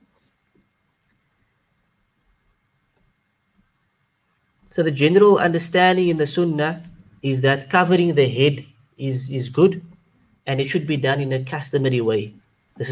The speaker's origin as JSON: {"language": "English", "town": "Cape Town", "region": "Western Cape", "country": "South Africa", "said": "I am from South Africa, from Cape Town"}